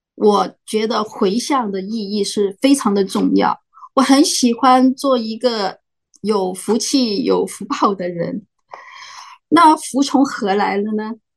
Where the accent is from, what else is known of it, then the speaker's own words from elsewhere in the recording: Macau; now in United States; 我来自澳门，但现在住在美国